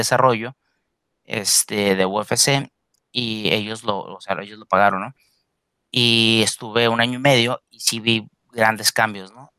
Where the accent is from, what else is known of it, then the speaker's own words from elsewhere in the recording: Mexico; now in United States; los mexicanos